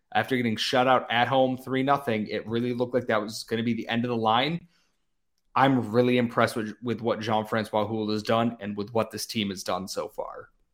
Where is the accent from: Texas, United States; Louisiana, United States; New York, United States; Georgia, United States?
New York, United States; Rochester; I am from Rochester. I love my hometown team